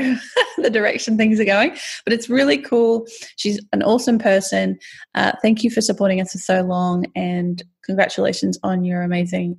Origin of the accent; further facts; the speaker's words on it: Australia; I'm Australian.